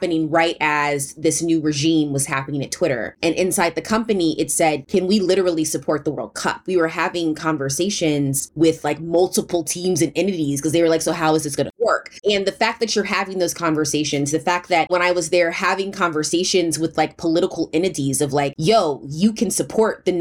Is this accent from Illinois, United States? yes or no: no; St. Louis, Missouri, United States; moved away as an adult; also born or lived in Bay Area, California; I was born and raised in St. Louis, Missouri, which is a big part of my life. Came out to the Bay Area to go to college